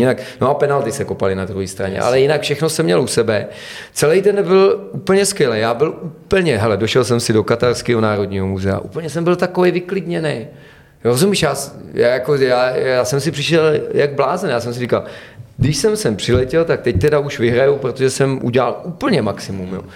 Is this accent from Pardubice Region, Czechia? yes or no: yes; a small village in the Pardubice area, Pardubice Region, Czechia; Já jako Čech z nějaký malý vesnice, která má čtyřista lidí tady někde na Pardubicku